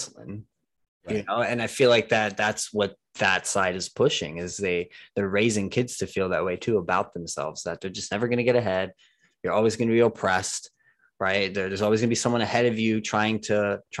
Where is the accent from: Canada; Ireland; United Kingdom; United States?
United States; New Jersey; I'm from New Jersey. So I'm from the tiniest little, most densely populated state